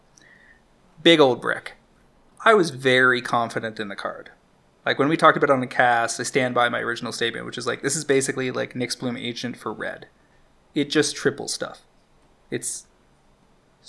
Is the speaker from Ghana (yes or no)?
no; Alberta and British Columbia, Canada; now in Toronto, Canada; I grew up in Alberta and BC when I was in junior high and high school.